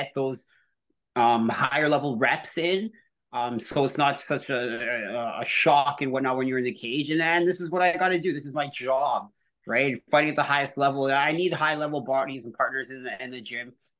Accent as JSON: {"language": "English", "country": "Canada", "said": "a Canadian athlete"}